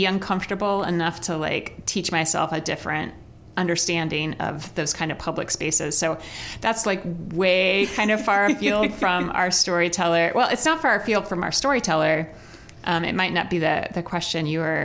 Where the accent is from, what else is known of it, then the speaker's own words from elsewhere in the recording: Midwest, United States; also born or lived in New York; as a Midwesterner who did not grow up needing public transportation